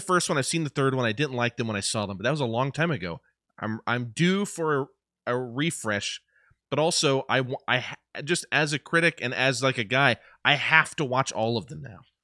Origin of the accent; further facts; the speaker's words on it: Indiana, United States; I, I'm from Indiana